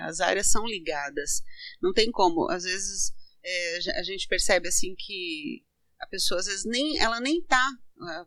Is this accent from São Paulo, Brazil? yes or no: yes; Santo André, São Paulo, Brazil; also born or lived in Santo Antônio do Caiuá, Paraná; Com sete anos, é, meus pais vieram para São Paulo